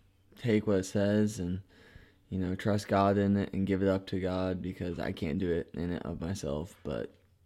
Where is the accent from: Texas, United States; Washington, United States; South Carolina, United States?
Washington, United States; Stanwood; I go to His Hill Bible School, about ready to graduate my second year, and I'm from Stanwood, Washington.